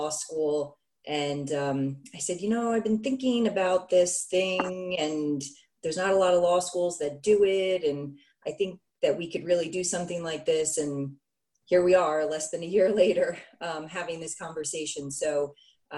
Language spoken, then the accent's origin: English; Monroe, New York, United States; also born or lived in Greenville, South Carolina; I grew up in Monroe, New York, which is downstate a little bit from Albany, and that's where I live now.